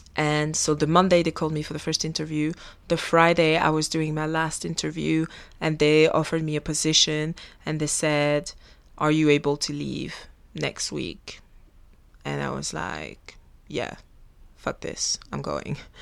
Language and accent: English; Belgium; first language French; English is a second language; moved away as an adult; also born or lived in Africa; now in Australia; I was born in Africa and then we moved to Belgium. I was only three years old